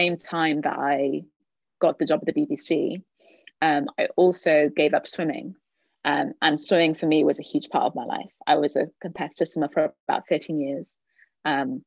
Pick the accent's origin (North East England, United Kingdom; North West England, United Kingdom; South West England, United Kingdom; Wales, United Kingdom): Wales, United Kingdom; Cardiff; moved away as an adult; now in London, United Kingdom; I'm from Cardiff, so I thought I'd come home to do that.